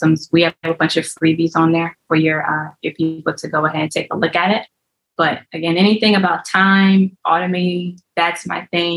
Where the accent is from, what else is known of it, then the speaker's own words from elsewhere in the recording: Ohio, United States; moved away; I'm originally from Ohio.